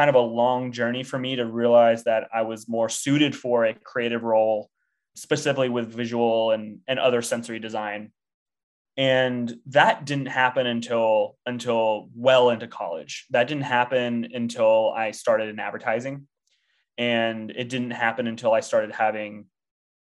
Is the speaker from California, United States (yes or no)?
yes; Temecula, California, United States; I grew up in a town called Temecula, California